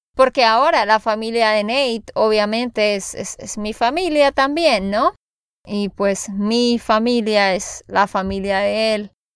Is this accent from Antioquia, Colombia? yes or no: no; Santander, Colombia; de Santander, Colombia